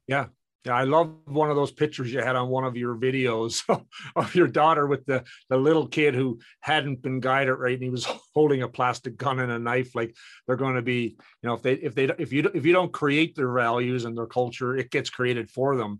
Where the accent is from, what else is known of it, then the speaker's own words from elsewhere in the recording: Canada; in our household, we're both Canadian